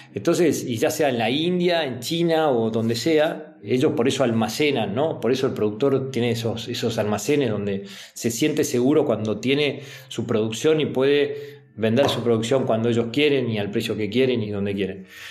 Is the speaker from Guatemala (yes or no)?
no; Argentina